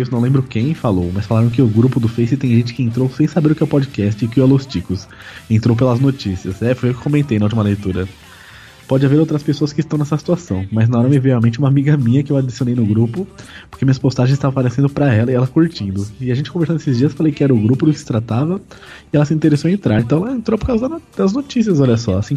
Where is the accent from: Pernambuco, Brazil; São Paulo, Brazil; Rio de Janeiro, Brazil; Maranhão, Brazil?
Rio de Janeiro, Brazil; sou do Rio.